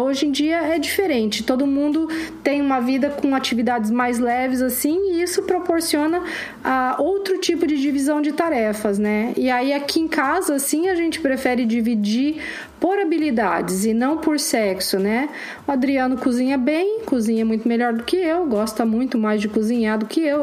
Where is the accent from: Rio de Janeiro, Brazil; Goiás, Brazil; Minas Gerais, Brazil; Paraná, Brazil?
Paraná, Brazil; Curitiba; eu sou de Curitiba mesmo, mas Curitiba é uma cidade bem provinciana